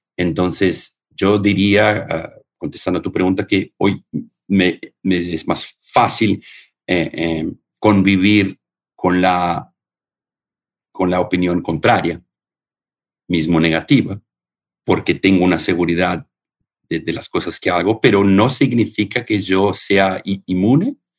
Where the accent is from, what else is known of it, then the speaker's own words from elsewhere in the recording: Argentina; moved away; also born or lived in Bebedouro, Brazil; Yo cuando era chiquito en, Argentina, en el Don Bosco, estudiaba en el Don Bosco